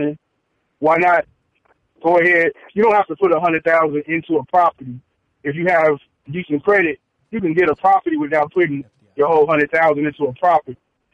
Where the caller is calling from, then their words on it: Chicago, Illinois, United States; from Chicago.